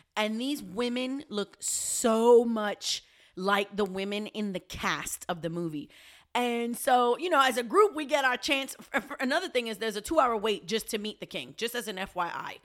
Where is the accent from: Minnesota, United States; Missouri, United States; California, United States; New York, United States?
New York, United States; New York City; also born or lived in Puerto Rico; I'm a New Yorker. I'm a Puerto Rican